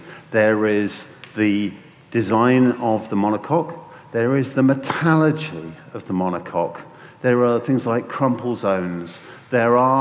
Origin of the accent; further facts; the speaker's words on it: Bicester, South East England, United Kingdom; my hometown of Bicester